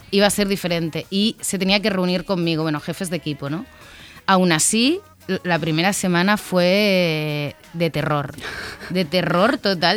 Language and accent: Spanish; Valencian Community, Spain; somos valencianas